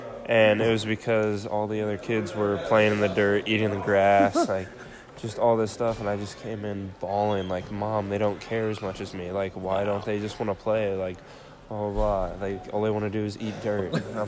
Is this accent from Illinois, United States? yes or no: yes; Illinois, United States; I mean, that'll definitely always be home. In the Midwest, if you've never been there, it's interesting.